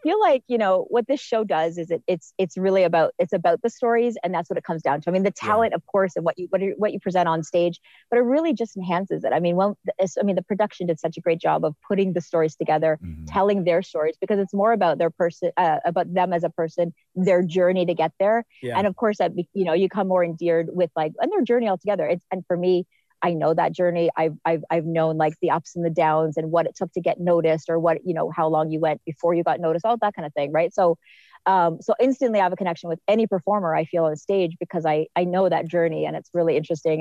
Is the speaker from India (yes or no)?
no; Canada; as a Canadian